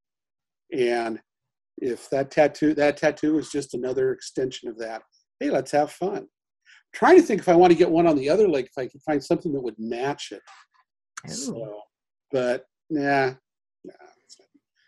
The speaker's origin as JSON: {"language": "English", "region": "Southern Oregon", "country": "United States", "tie": "born or raised there", "lives_now": "Portland, United States", "said": "I grew up in Southern Oregon and I'm looking to retire down there."}